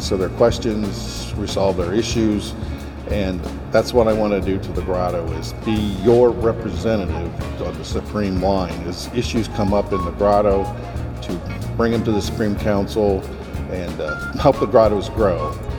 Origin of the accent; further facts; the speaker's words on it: Mansfield, Ohio, United States; I'm born and raised in Mansfield, Ohio.